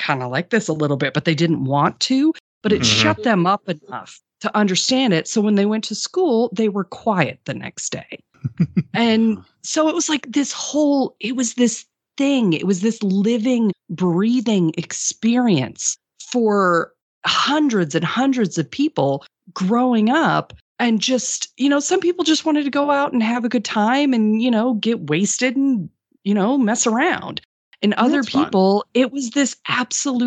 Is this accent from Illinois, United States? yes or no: no; Des Moines, Iowa, United States; I grew up in Des Moines, Iowa